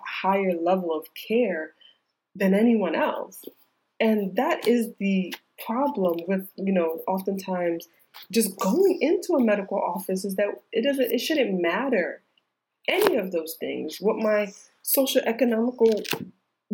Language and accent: English; New York, United States; moved away as an adult; also born or lived in Georgia; I'm from New York. All of my care has ever only been in New York